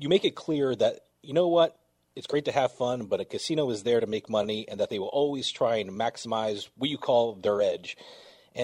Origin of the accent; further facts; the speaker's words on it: New Jersey, United States; I'm from New Jersey, so I've been around casinos all my life.